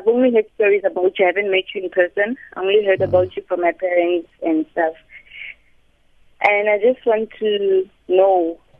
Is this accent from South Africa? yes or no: yes; Klerksdorp, North West, South Africa; now in Pretoria, South Africa; I'm from Kuma Township originally.